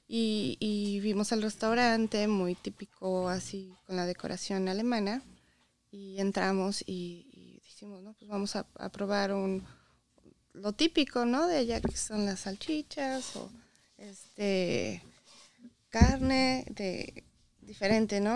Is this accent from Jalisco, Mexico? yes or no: no; Puebla, Mexico; moved away as an adult; now in Michigan, United States; Yo soy de Puebla, Llegamos aquí hace 11 años.